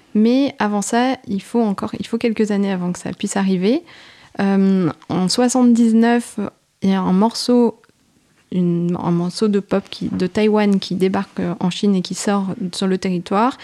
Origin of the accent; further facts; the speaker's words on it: France; chez nous, à Paris